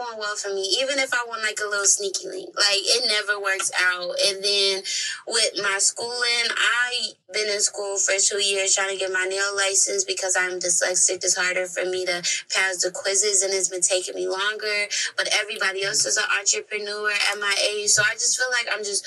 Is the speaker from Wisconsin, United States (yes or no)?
no; Minnesota, United States; born and raised in Minnesota